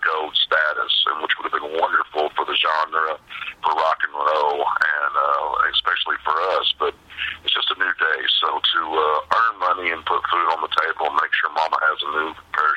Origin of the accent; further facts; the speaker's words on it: Tennyson, Texas, United States; my hometown, Tennyson, Texas